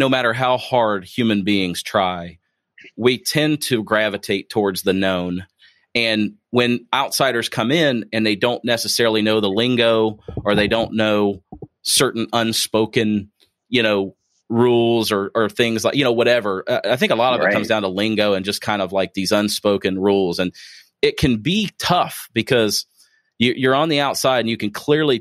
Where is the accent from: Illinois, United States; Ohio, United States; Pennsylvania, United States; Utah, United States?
Ohio, United States; Springfield; moved away; I'm originally from Springfield, Ohio